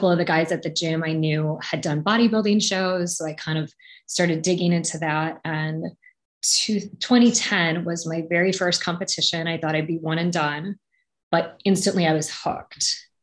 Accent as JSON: {"language": "English", "region": "Wisconsin", "country": "United States", "tie": "born or raised there", "also_born_or_lived": "New York", "moved": "as an adult", "said": "I grew up in Wisconsin, but I was in New York for college"}